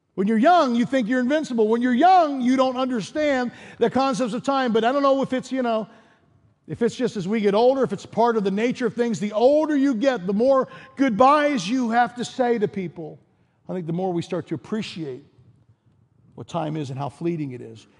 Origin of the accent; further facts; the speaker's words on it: East Coast, United States; moved away as an adult; also born or lived in Chicago / Denver; I grew up in the East Coast, and then I spent about ten years in Chicago.